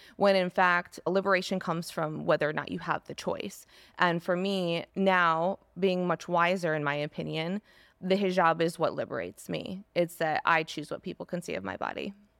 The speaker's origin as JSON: {"language": "English", "town": "East Lansing", "region": "Michigan", "country": "United States", "tie": "born or raised there", "said": "I grew up in East Lansing, Michigan, suburban area"}